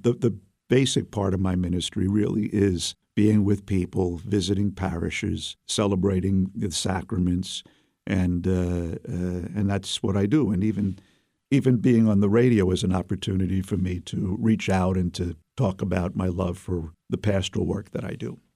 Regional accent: New York City, New York, United States; accent: Brooklyn; now in Albany, United States; I was raised in Brooklyn

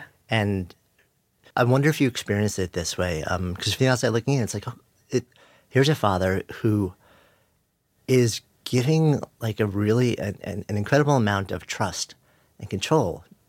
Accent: Albuquerque, New Mexico, United States; as a young girl of color growing up in Albuquerque

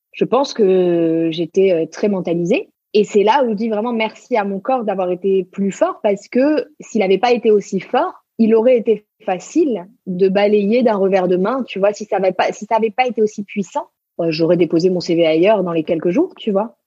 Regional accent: Marseille, Provence-Alpes-Côte d'Azur, France; now in Paris, France; je suis marseillaise d'origine

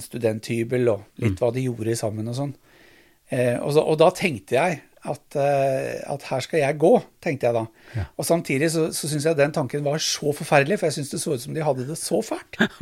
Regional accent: Drammen, Buskerud, Norway; also born or lived in Arendal; Bodd i Drammen siden jeg var et halvt år gammel

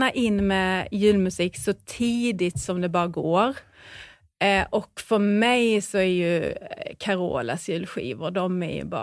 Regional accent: Skåne, Sweden; Jag är ju skåning

